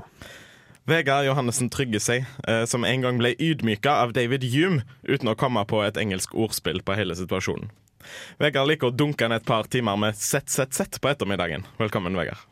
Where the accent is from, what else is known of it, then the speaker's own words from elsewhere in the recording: Haugesund, Rogaland, Norway; Jeg kommer fra Haugesund